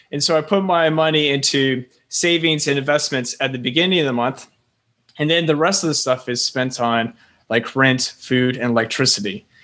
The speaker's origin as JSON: {"language": "English", "region": "Florida", "country": "United States", "tie": "born or raised there", "also_born_or_lived": "South Carolina", "moved": "as an adult", "lives_now": "Taipei, Taiwan", "said": "I'm originally from Florida. Uh, my parents are, they're Northerners that moved down to Florida because it's quite warm. And, um, just growing up in Florida"}